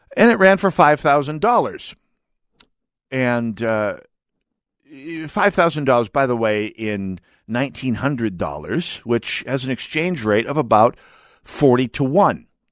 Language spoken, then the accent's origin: English; United States; moved away; we had stores in my hometown, but I mean, fun stores, you had to go to Fargo